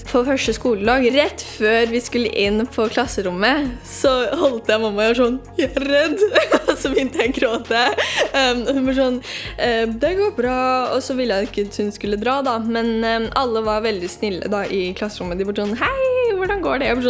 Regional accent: Norway; vi burde liksom kanskje knytte til um, at jeg er fra Norge også

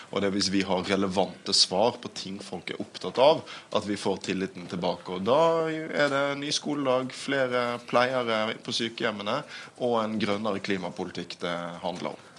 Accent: Bergen, Vestland, Norway; min hjemby Bergen

